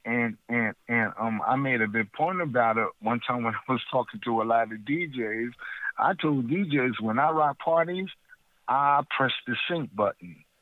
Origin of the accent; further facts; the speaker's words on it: Trenton, New Jersey, United States; I'm from Trenton, New Jersey